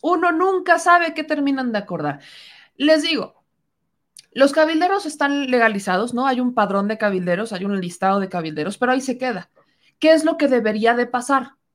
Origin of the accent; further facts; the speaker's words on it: Mexico; nosotros como mexicanos